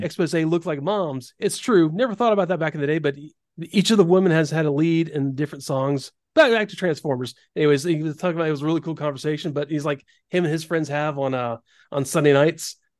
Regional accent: the South, United States; growing up in the South

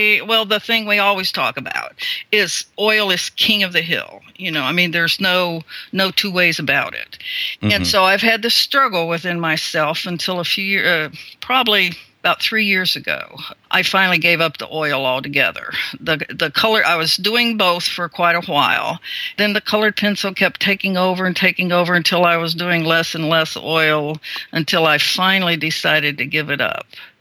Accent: Columbus, Ohio, United States; moved away; I grew up around Columbus

